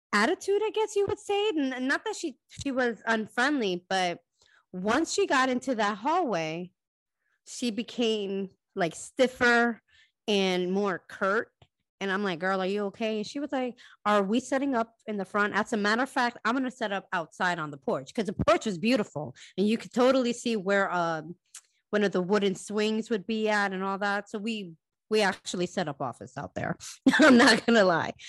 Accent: Connecticut, United States; now in Florida, United States; I am originally from Connecticut as well

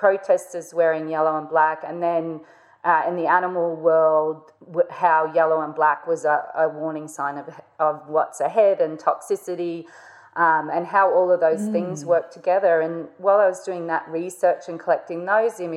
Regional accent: North Queensland, Australia; I grew up in North Queensland

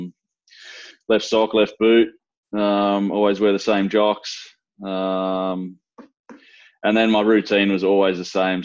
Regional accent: Dubbo, New South Wales, Australia; moved away; also born or lived in Geelong, Victoria; growing up in Dubbo

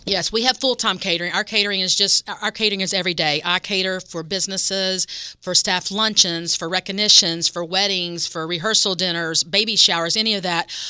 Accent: West Virginia, United States; moved away; I grew up in West Virginia

